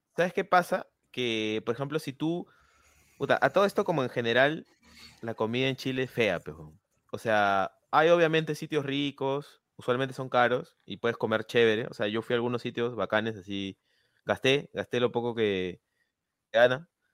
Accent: Peru; te lo digo como peruano

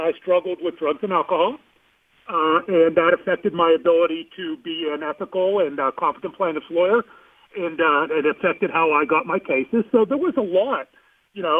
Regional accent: Mount Lebanon, Pennsylvania, United States; moved away as an adult; now in Dallas, United States; I grew up in Mount Lebanon, I went to Pitt Law, and I went to Penn State, but I've lived in Dallas a long time

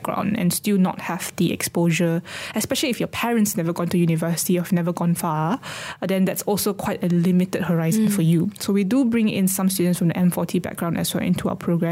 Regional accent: Sarawak, Malaysia; as a person growing up in Sarawak.

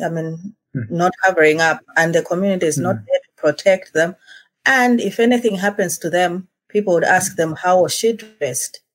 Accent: Malawi; now in Eswatini

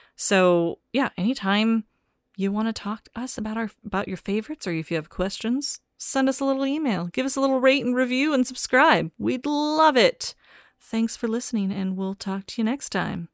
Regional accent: Pacific Northwest, United States; now in Los Angeles, United States; growing up in the Pacific Northwest

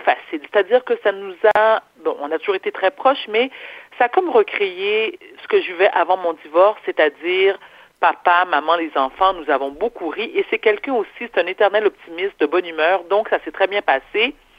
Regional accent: Quebec, Canada; also born or lived in New York / Paris; je suis née au Québec

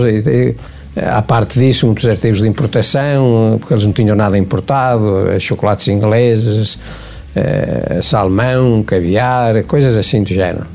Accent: Lamego, Viseu, Portugal; now in Caminha, Portugal; eu cheguei a Caminha, sou de Lamego, cheguei a Caminha em 1970

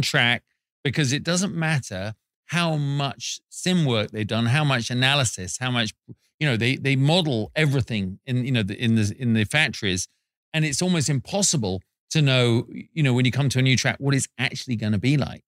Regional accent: England, United Kingdom; We're English

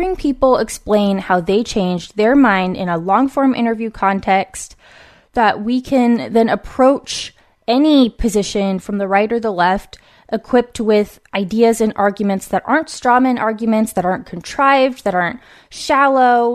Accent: West Coast, United States; born or raised there

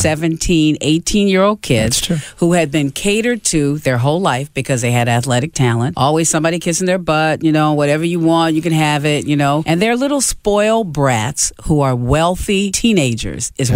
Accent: New York, East Coast, United States; moved away as an adult; now in Los Angeles, United States; I grew up on the East Coast and was in New York, you know, from high school on.

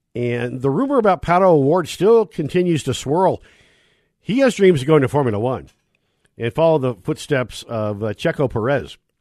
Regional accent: Northern California, United States; I grew up in Northern California, Fremont Drag Strip

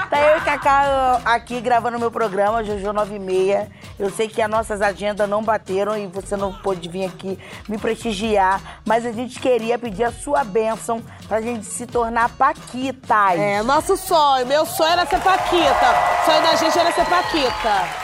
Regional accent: Belém, Pará, Brazil; now in São Paulo, Brazil; Eu sou de Belém do Pará. E quando eu vim para cá, para São Paulo, foi difícil arrumar emprego.

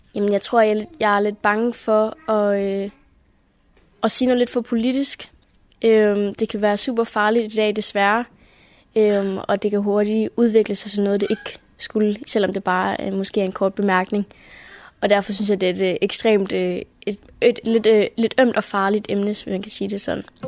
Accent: Germany; Vi er jo også, hvad kan man sige, del af en større tysk majoritet

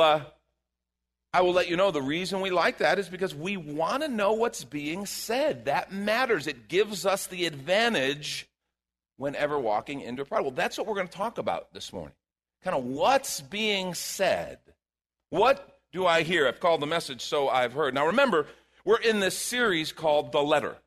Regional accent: Chicago, Illinois, United States; moved away; I grew up in Chicago

